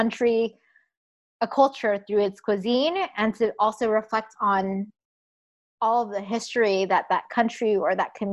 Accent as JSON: {"language": "English", "country": "United States", "said": "we're super proud of being Vietnamese American"}